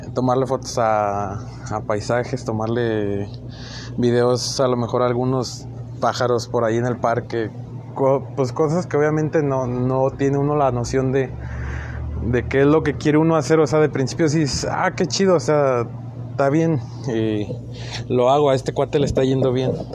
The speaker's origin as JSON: {"language": "Spanish", "region": "Chihuahua", "country": "Mexico", "tie": "born or raised there", "said": "nací en Chihuahua"}